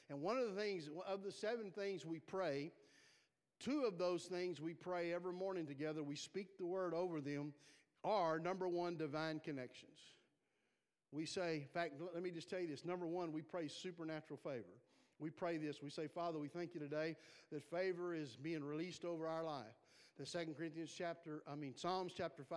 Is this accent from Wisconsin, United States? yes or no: no; South Texas, United States; I'm from South Texas